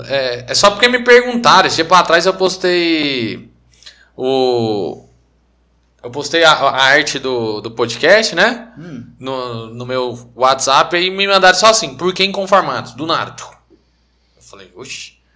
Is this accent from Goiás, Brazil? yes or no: yes; Anápolis, Goiás, Brazil; nós somos de Anápolis, Goiás, mesma cidade